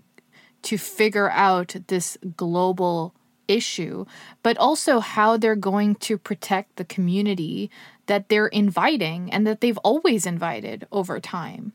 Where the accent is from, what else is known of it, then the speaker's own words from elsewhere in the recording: Pakistan; now in Canada; I'm originally from Pakistan.